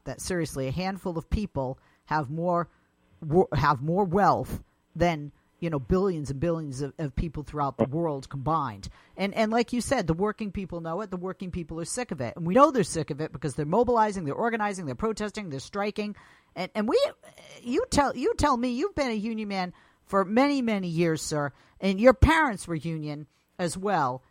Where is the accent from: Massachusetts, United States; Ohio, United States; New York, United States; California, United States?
Massachusetts, United States; my home state of Massachusetts